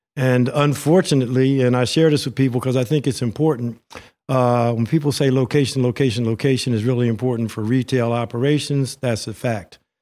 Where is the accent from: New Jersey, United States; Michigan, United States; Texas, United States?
New Jersey, United States; Princeton; I was raised here in the Witherspoon-Jackson neighborhood on Birch Avenue